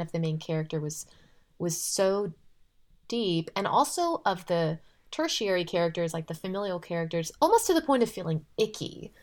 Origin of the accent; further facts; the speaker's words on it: California, United States; I'm from California